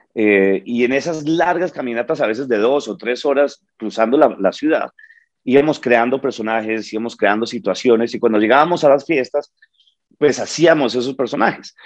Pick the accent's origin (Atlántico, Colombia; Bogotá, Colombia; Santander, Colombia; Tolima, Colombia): Bogotá, Colombia; now in New York, United States; yo nací en Bogotá eh, hace 52 años